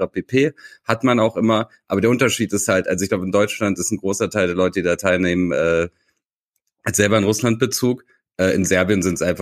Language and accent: German; Tuzla, Federation of Bosnia and Herzegovina, Bosnia & Herzegovina; born there; Äh, in Tuzla, meiner Geburtsstadt, war es äh, umgekehrt.